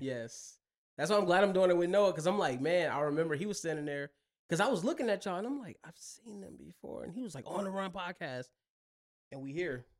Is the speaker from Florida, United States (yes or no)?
no; Mississippi, United States; also born or lived in Buffalo, New York / Chicago / Detroit; now in Las Vegas, United States; I'm originally from Mississippi